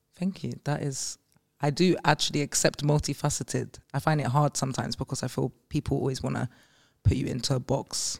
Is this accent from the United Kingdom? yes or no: yes; London, United Kingdom; growing up in Green Park Estate